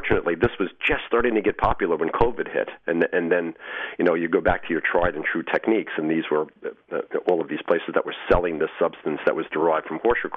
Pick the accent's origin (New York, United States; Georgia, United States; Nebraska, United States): New York, United States; Long Island; I grew up and lived on Long Island for most of my life